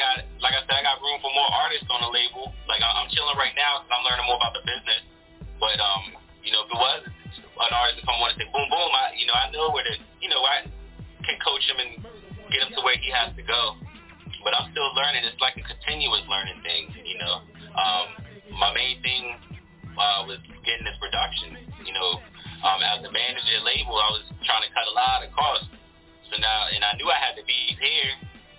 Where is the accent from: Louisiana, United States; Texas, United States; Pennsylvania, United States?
Louisiana, United States; Baton Rouge; now in Lexington Park, United States; I was born in Baton Rouge, Louisiana. I'm from the South